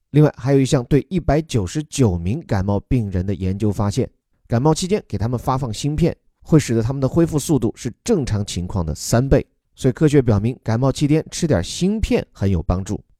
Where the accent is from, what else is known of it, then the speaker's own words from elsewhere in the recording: China; 我们中国人